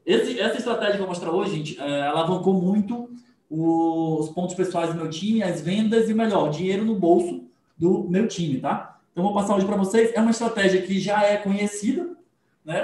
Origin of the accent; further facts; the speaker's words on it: Manaus, Amazonas, Brazil; Eu sou de Manaus, tá, gente? Esqueci de falar. Manaus, Amazonas